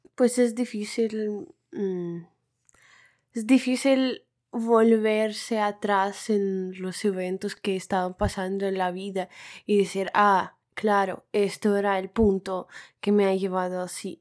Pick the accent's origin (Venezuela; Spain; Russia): Russia; tengo 23 años y soy rusa